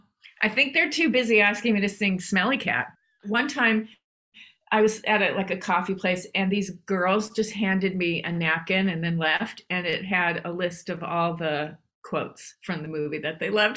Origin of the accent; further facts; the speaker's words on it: Southern California, United States; I grew up here in Southern California.